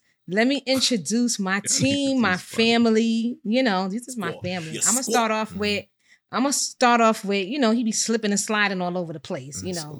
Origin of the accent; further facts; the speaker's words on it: New York City, New York, United States; And of course, it is … I hail from Co-op City, Section 5.